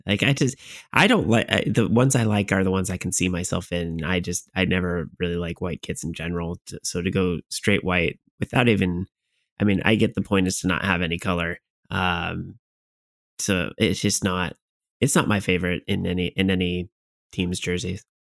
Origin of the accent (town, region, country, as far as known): Washington, United States